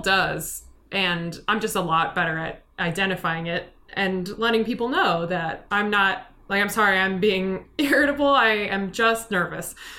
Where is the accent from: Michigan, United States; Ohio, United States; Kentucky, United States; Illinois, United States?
Illinois, United States; Chicago; also born or lived in New York / Hong Kong; I've lived in this area since I was about five. I was born in New York